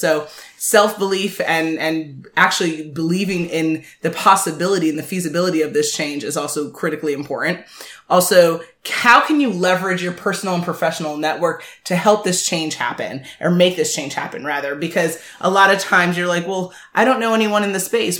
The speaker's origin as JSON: {"language": "English", "country": "Jamaica", "said": "I'm very Jamaican"}